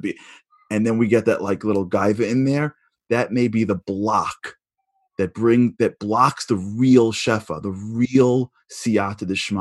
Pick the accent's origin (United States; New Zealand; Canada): United States; New York; I'm a New Yorker